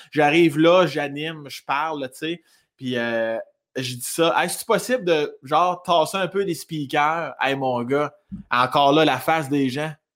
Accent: South Shore of Quebec City, Canada; accent: un peu campagne, mélangé à Rive-Sud de Québec; moved away as an adult; also born or lived in Laurier-Station / Joly; now in Montreal, Canada; je viens de la rive sud de Québec.

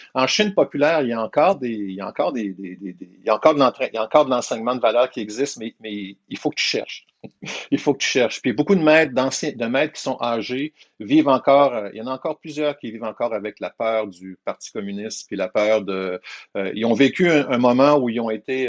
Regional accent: Quebec, Canada; Je suis un Québécois qui vit au Québec

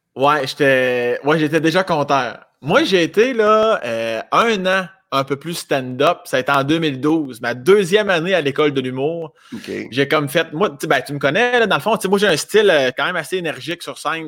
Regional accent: Laurier-Station, Quebec, Canada; born or raised there; also born or lived in Sainte-Croix, Quebec / Saint-Georges, Quebec

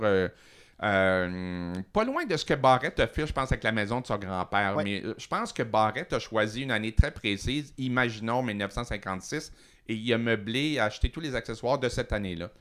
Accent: Montreal, Quebec, Canada; also born or lived in Matane; j'ai fait presque toute mon école à Montréal, mais en disant toujours que je venais de Matane

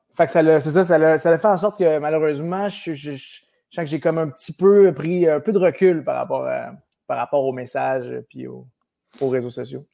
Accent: Sherbrooke, Quebec, Canada; Je suis né à Sherbrooke même, Sherbrooke, à Florimont

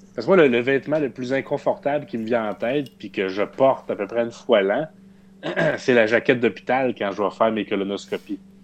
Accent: Saint-Hyacinthe, Quebec, Canada; nous sommes tous natifs de Saint-Hyacinthe

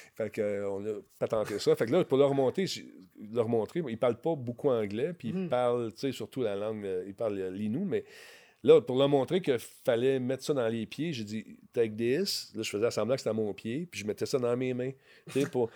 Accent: Quebec, Canada; je venais du Québec

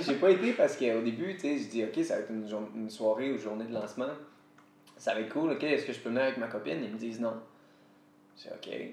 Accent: Quebec, Canada; first language French; Je viens du Québec, fait que je vais continuer de parler français

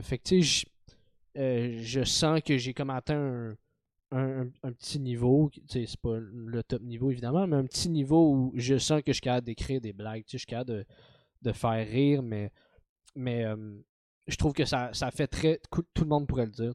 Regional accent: Montreal, Quebec, Canada; je suis né à Montréal, j'ai grandi avec dans un univers très montréalais

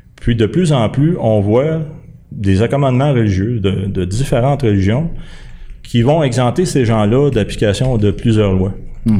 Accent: Quebec, Canada; on est tous des Québécois au départ

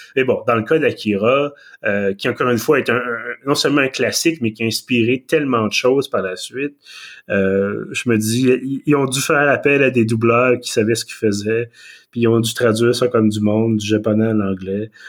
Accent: Quebec, Canada; accent: Québécois; mon excellent accent québécois

